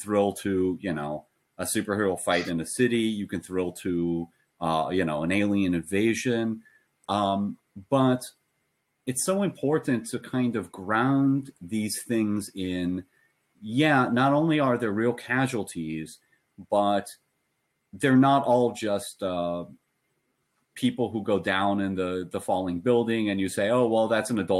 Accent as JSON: {"language": "English", "country": "United States", "said": "as an American"}